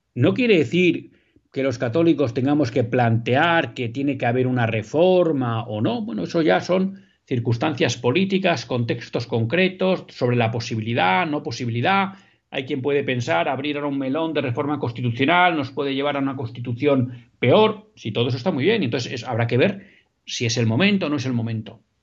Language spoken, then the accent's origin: Spanish; Spain; como católicos eh, y, simplemente como españoles